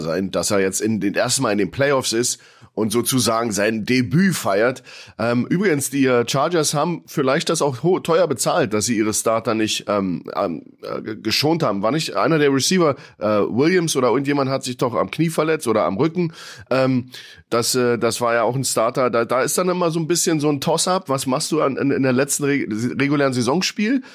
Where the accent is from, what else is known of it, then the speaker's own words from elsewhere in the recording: Germany; als Deutscher